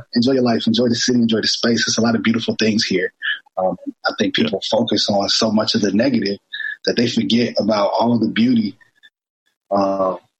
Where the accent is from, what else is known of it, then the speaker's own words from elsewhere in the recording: Indianapolis, Indiana, United States; moved away as an adult; now in Baltimore, United States; I'm from Indianapolis, Indiana.